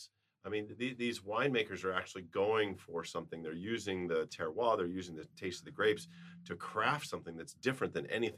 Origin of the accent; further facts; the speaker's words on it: Arizona, United States; We grew up here in Arizona